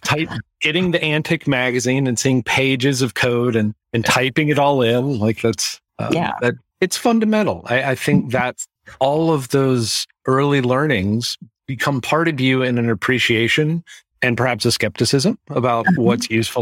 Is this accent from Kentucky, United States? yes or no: no; California, United States; also born or lived in Florida; I'm a Florida native, but I grew up in California. And I live in the Pacific Northwest.